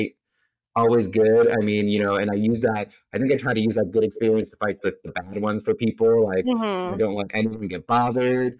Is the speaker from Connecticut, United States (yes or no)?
yes; New Milford, Connecticut, United States; I grew up in Connecticut for the most part of my life. Well, I mean, you figure I moved up there in early middle school because I finished middle school in Connecticut